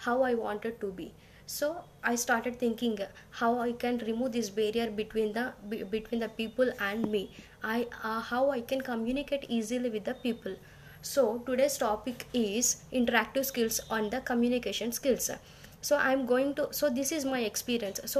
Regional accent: India; from India

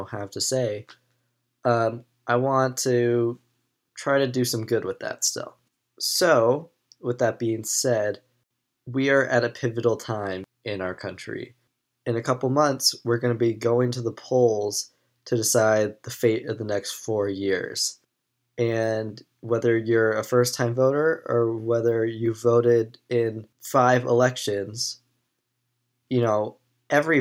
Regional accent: United States

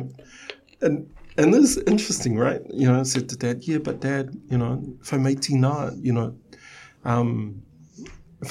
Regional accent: Samoa; I was born in Sangafili.

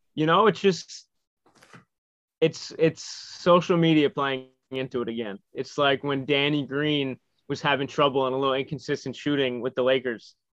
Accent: New York, United States; as a New Yorker

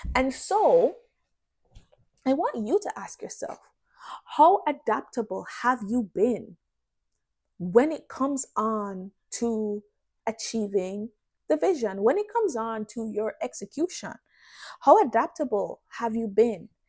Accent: Jamaica; moved away; also born or lived in Canada; as a Jamaican, you think you're I don't know how to put it. It's like because in Jamaica, the lifestyle it's pretty chill and stuff, but it's also like we don't take disrespect

